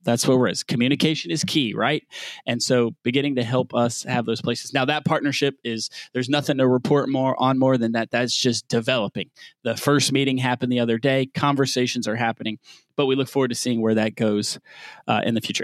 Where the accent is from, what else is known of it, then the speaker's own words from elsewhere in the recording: the South, United States; As a Southerner